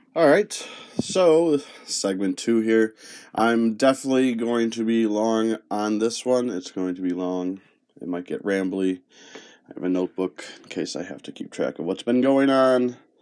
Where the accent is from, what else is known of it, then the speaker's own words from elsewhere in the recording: Penfield, New York, United States; first language Spanish; English is a second language; also born or lived in Brooklyn, New York / Bronx, New York; I moved from the Bronx up to Roches, or Penfield, New York